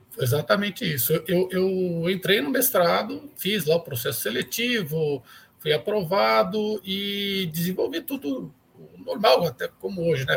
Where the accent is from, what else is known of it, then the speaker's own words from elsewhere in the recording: São Paulo, Brazil; now in Uberlândia, Brazil; eu sou paulistano, né? Eu sou nascido e criado é, na capital de São Paulo